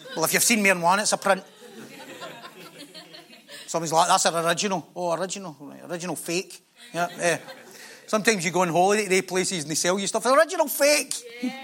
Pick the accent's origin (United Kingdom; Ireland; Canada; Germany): United Kingdom; Scotland; we're Scottish.